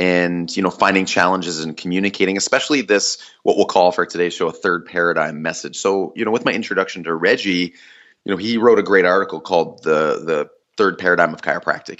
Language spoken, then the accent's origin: English; Canada; I'm Canadian